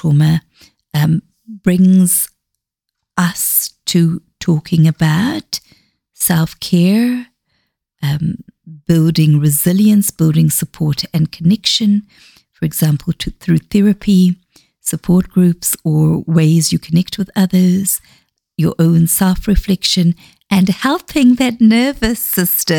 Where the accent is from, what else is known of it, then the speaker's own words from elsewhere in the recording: South Africa; first language Xhosa; English is a second language; also born or lived in Zambia; now in Dunedin, New Zealand; I grew up in South Africa.